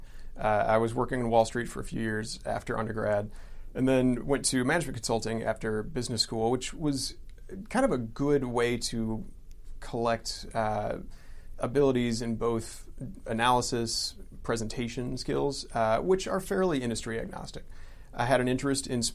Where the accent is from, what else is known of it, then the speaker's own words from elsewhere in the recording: St. Louis, Missouri, United States; now in Atlanta, United States; we grew up in St. Louis, so we would go to a lot of Cardinals games